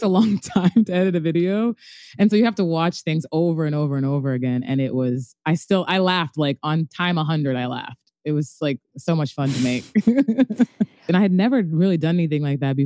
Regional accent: Apex, North Carolina, United States; moved away as an adult; I'm like 16 from North Carolina, like a small little town called Apex

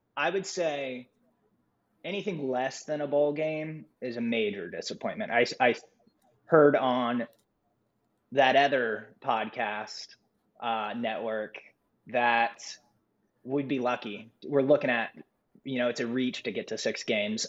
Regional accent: Columbus, Ohio, United States; moved away as an adult; now in Cincinnati, United States; I'm originally from Columbus, Ohio, uh, and moved.

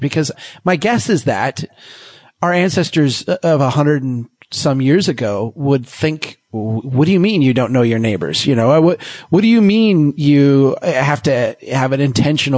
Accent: Minnesota, United States; I'm from Minnesota

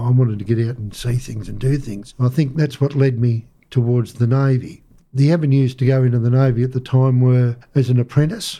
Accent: Melbourne, Victoria, Australia; also born or lived in Crib Point, Victoria; I grew up in North Melbourne and Northcote till I was about the age of 9 years

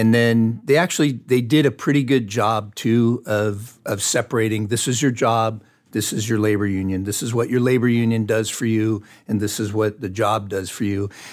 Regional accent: Fontana, California, United States; I grew up, I was born and raised in Fontana, California, which is in Southern California.

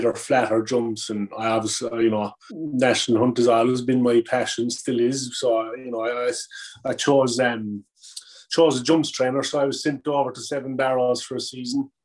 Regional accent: Cork, Munster, Ireland; moved away as an adult; also born or lived in United States; now in England; I grew up in Cork, on the farm.

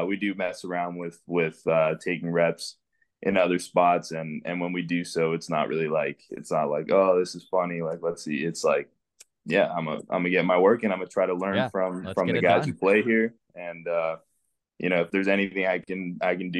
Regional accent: Western Canada, Canada; also born or lived in Venezuela; We're from Venezuela, and we immigrated into Canada in 2005. So I was 5 years old.

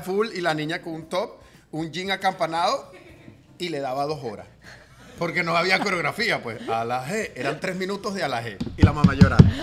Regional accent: Guatire, Miranda, Venezuela; moved away as an adult; also born or lived in Caracas; now in Doral, United States; todo comenzó en Guatire, yo soy de Guatire

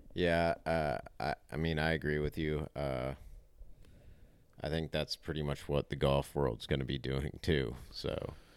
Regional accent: United States; we're American

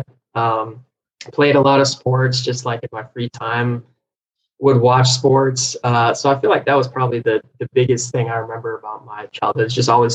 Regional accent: Folsom, California, United States; now in Los Angeles, United States; I'm from Folsom, California. So up in the Sacramento area

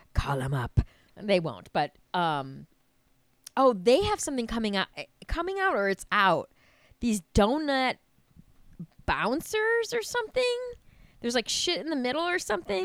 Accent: Wisconsin, United States; I'm from Wisconsin

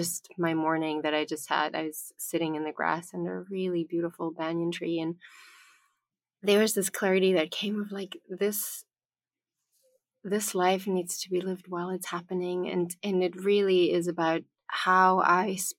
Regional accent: Bavaria, Germany; I was born in Bavaria in the south of Germany, which is a very strong pagan tradition where the farmers, everybody lived by the cycles of the moon

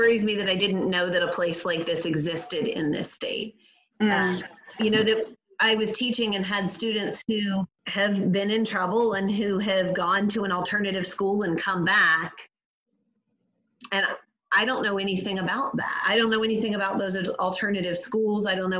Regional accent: Brandon, Florida, United States; also born or lived in Gainesville; I grew up here. I've lived, other than college, I've lived in Brandon my whole life. And when I was in college, I was in Gainesville a little closer.

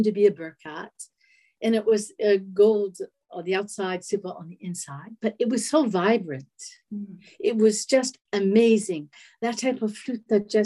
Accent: Boston, Massachusetts, United States; I was from Boston

